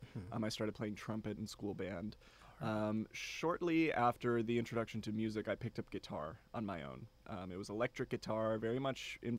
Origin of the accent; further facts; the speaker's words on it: Silver Lake, Wisconsin, United States; born there; moved away as an adult; also born or lived in Milwaukee; now in Bryan, United States; I was born in Wisconsin. {S1} Okay. {S2} In a town called Silver Lake.